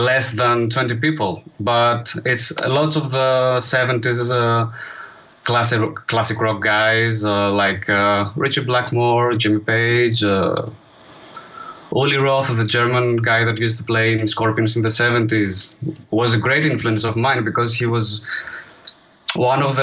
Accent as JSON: {"language": "English", "country": "Greece", "tie": "born or raised there", "also_born_or_lived": "Edinburgh", "said": "there were many opportunities to play live here in my hometown"}